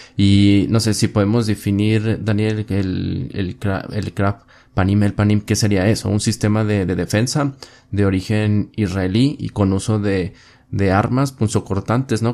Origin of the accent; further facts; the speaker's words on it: Mexico; Tú y yo que somos mexicanos, vivimos aquí